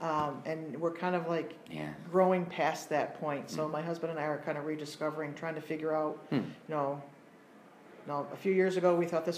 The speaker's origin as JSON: {"language": "English", "town": "Rome", "region": "New York", "country": "United States", "tie": "born or raised there", "said": "I did most of my growing up in the Hallopatten area, Rome, Hallopatten. Mm. So this has been home for a very long time."}